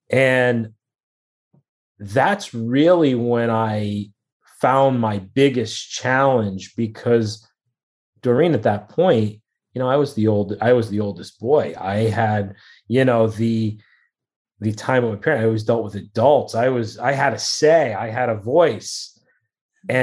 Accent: New Haven, Connecticut, United States; Connecticut, in New Haven, born and raised in New Haven, Connecticut area.

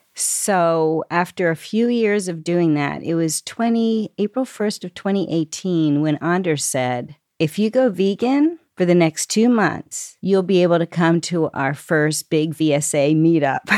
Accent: Lancaster, Pennsylvania, United States; I grew up here in Lancaster, Pennsylvania

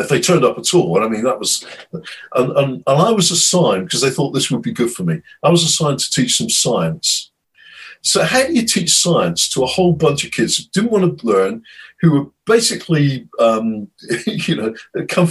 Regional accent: United Kingdom; as a Brit

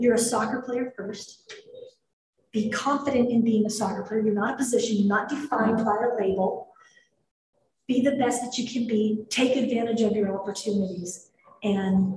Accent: Denver, Colorado, United States; moved away as an adult; also born or lived in Utah; this was in my hometown. We were at Mile High Stadium in Denver, Colorado.

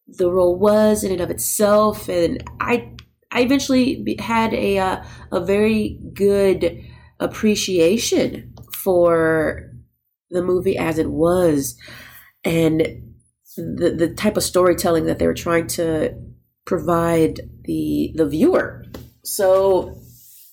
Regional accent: Texas, United States; I grew up in Texas

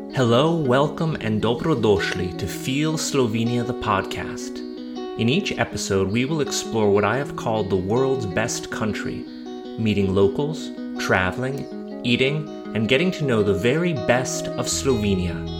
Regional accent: United States; as an American

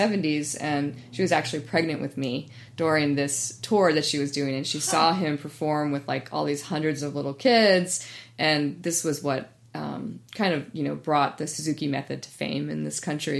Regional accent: East Coast, United States; now in Bay Area, United States; I grew up on the East Coast in the suburbs

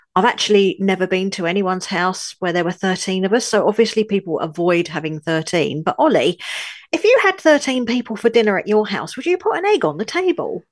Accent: London, United Kingdom; also born or lived in northern France; now in France; though I was born in London, U K, I now live in a tiny village in the far north of France

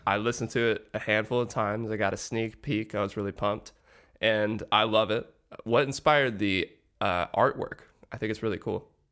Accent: Atlanta, Georgia, United States; my hometown, Atlanta, Georgia

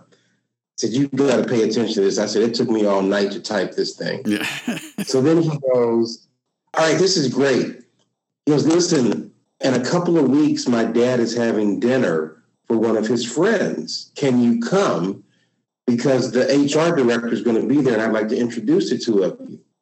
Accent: Dayton, Ohio, United States; I grew up in Dayton, Ohio

